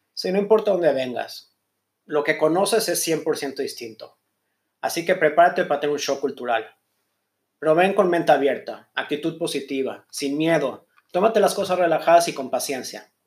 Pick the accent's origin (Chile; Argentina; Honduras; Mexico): Mexico; moved away as an adult; now in Israel; soy mexicano